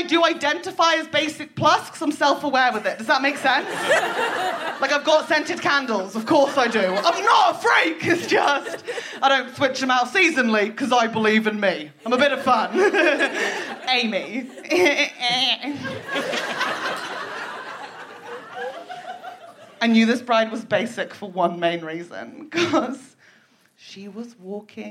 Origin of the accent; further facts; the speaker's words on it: United Kingdom; I was raised in Britain during the noughties.